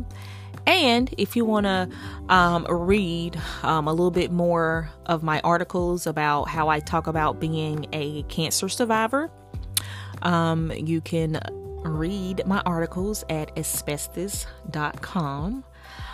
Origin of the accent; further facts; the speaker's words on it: the South, United States; accent: southern; My southern accent